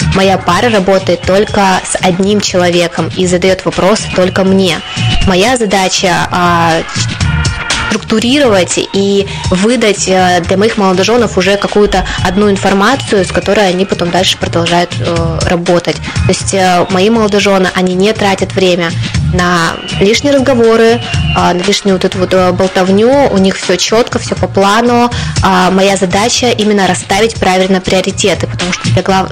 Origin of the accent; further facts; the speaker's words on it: Krasnoyarsk, Krasnoyarsk Krai, Russia; moved away as an adult; now in Sarov, Russia; я приехала из Сибири, из э, О. города Красноярска